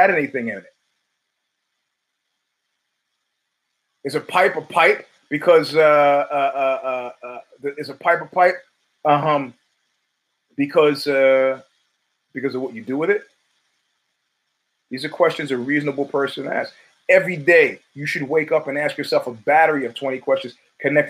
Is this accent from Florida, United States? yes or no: no; New York City, New York, United States; as a New Yorker